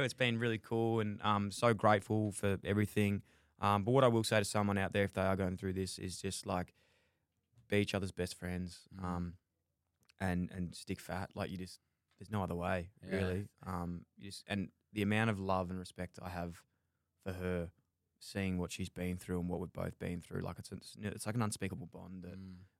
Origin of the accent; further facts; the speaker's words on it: Melbourne, Victoria, Australia; I was born in Melbourne, grew up in Fitzroy, so it's like inner city, suburb in Melbourne.